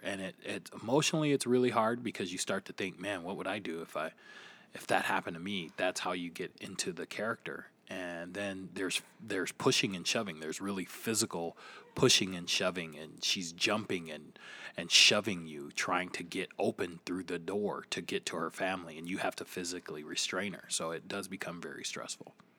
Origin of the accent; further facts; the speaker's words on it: Flint, Michigan, United States; I am from Flint, Michigan.